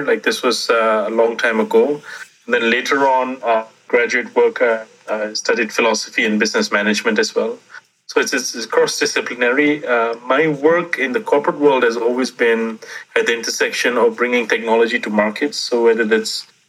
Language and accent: English; Singapore; I grew up in Singapore